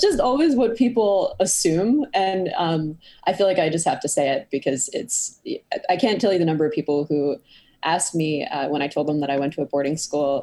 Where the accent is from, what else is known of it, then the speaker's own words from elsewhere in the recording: Cambridge, Massachusetts, United States; also born or lived in Boston, Massachusetts; I grew up in Cambridge, Massachusetts, not the one in the UK, but the one in the US